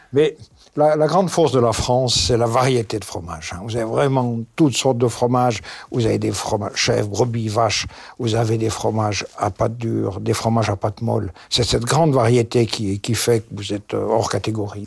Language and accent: French; Switzerland; Chez nous en Suisse